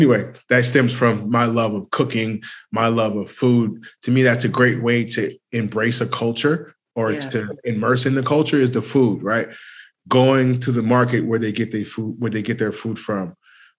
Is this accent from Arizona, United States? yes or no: no; California, United States; also born or lived in South Carolina; I grew up in California, but I was born in South Carolina. But moving back to South Carolina, a lot of the family members would say my mom cooked white